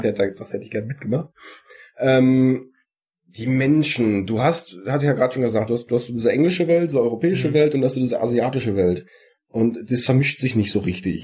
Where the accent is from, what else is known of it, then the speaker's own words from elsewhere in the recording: Sauerland, North Rhine-Westphalia, Germany; Bei uns im Sauerland